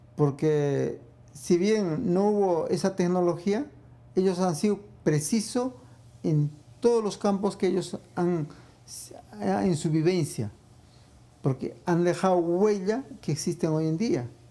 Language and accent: Spanish; Arequipa, Peru; now in New York, United States; en mi país, que es Perú